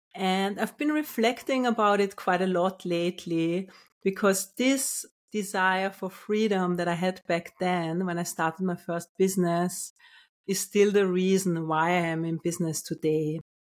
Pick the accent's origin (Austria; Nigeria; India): Austria; Vienna; moved away as an adult; also born or lived in Finland / Australia / United Kingdom / London; now in Portugal; I was born in Austria, in Vienna